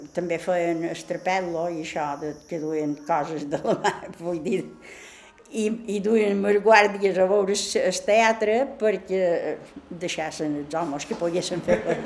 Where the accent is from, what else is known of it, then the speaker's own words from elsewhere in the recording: Manacor, Balearic Islands, Spain; vàrem néixer totes a Sant Fortesa, són quatre germanes i un germà, vaig viure a Sant Fortesa fins que mos casaren